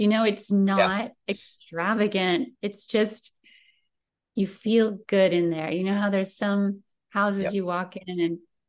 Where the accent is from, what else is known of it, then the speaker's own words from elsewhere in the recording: Sunnyvale, California, United States; I'm from California, and I grew up in Sunnyvale, where there were lots of Eichler houses